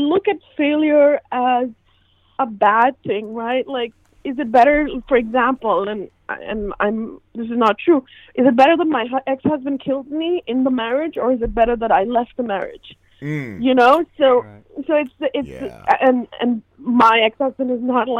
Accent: India; now in United States; I'm born and raised in India

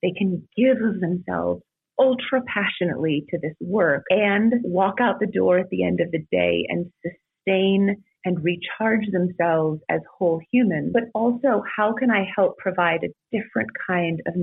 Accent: California, United States; moved away as an adult; I grew up in California.

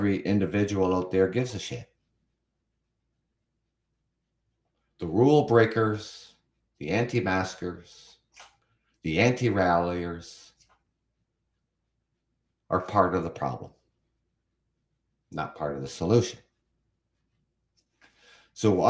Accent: Canada; also born or lived in London, Ontario; I am from Canada

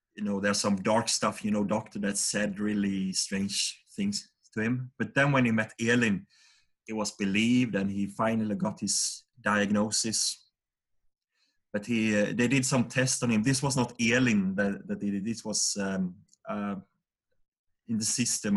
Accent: Vaggeryd, Jönköping County, Sweden; we grew up in a small town called Vaggeryd. It's about uh, 5,000 people living there, and this is in the south of Sweden, uh, in uh, the Jönköping region

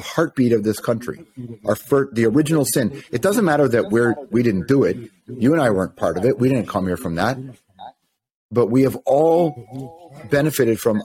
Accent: Toronto, Ontario, Canada; I'm more of a West Side Toronto guy than anything

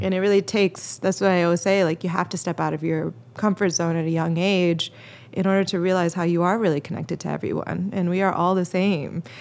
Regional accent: Chicago, Illinois, United States; I'm from Chicago

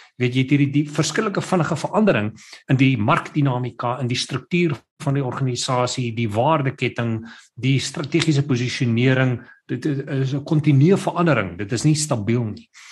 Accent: Pretoria, Gauteng, South Africa; moved away as an adult; now in Cape Town, South Africa; my ma het 'n blomwinkel gehad toe sy in Pretoria gewerk het. So sy sê ek het in die in die, in die blomwinkel groot geword

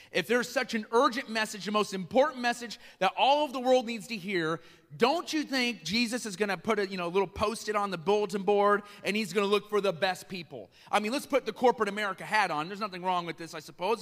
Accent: Iowa, United States; also born or lived in Chicago; now in Kenosha, United States; I didn't grow up in Kenosha. I grew up in Iowa

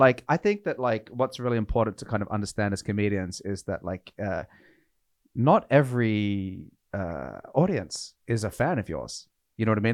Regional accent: Australia; now in Norway; I'm from Australia

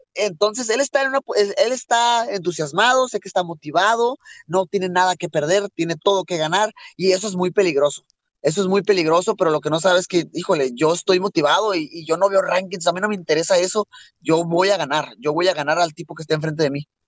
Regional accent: Mexico; soy mexicano

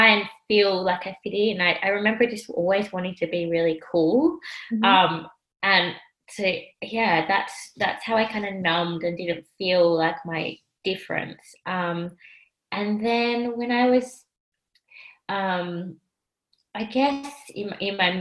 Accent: Australia; also born or lived in Sri Lanka; I was adopted from Sri Lanka by an Australian couple, and they were Caucasian

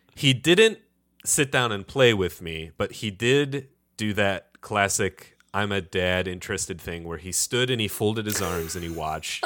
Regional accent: Detroit, Michigan, United States; Being from Detroit

